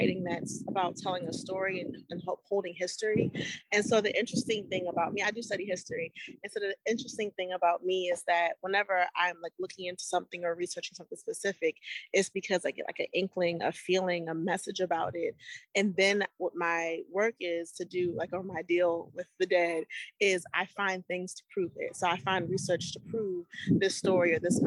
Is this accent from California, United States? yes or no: no; Annapolis, Maryland, United States; now in Baltimore, United States; I'm based in Baltimore, Maryland, but I was born and raised in Annapolis